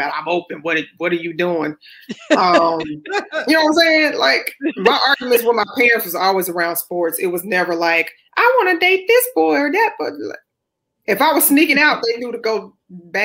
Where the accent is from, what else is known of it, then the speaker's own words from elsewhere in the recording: Baton Rouge, Louisiana, United States; also born or lived in New Orleans, Louisiana / Greenville, Mississippi; I was born in New Orleans, raised in Baton Rouge, and also Greenville, Mississippi